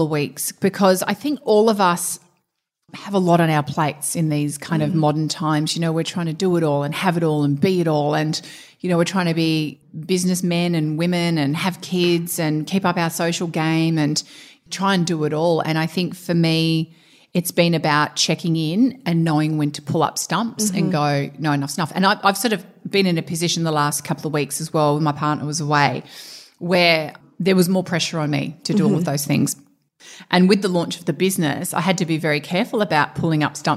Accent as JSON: {"language": "English", "town": "Perth", "region": "Western Australia", "country": "Australia", "tie": "born or raised there", "moved": "yes", "said": "growing up in Perth"}